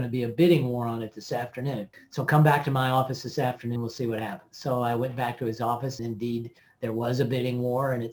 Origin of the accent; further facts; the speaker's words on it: Tennessee, United States; I'm from Tennessee